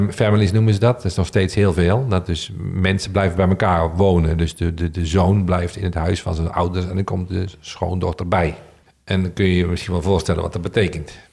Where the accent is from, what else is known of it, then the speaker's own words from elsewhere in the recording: Netherlands; En dat zijn we Nederlanders niet gewend.